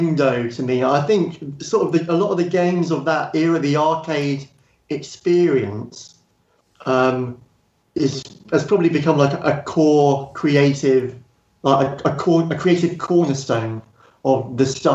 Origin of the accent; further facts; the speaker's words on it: Bognor Regis, South East England, United Kingdom; I grew up in Bognor Regis, and I had a paper round, got £6 a week